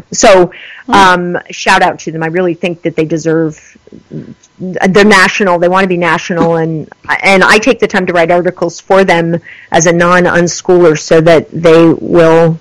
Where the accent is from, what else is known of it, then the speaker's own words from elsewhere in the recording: United States; moved away; also born or lived in New York / Texas; I grew up in New York and Texas.